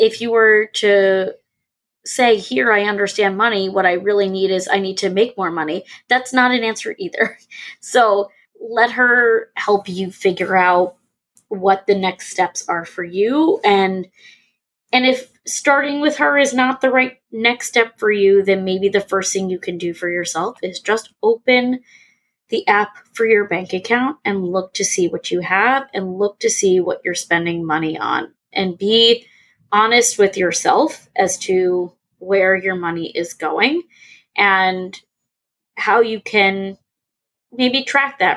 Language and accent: English; New York, United States; moved away; also born or lived in Indiana; I'm from New York. We went to school in Indiana.